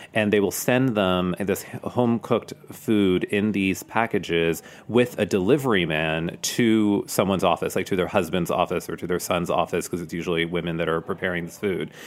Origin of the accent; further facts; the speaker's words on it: Harrisburg, Pennsylvania, United States; I grew up outside of Harrisburg, Pennsylvania